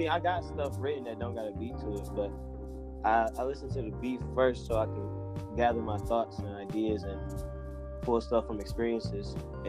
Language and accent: English; Detroit, Michigan, United States